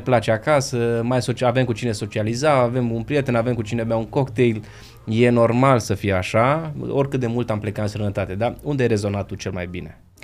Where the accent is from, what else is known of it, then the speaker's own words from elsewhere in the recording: Transylvania, Romania; Eu sunt ardelean